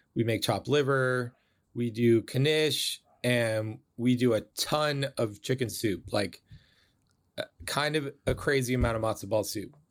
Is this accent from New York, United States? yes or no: no; Bay Area, California, United States; I grew up in the Bay Area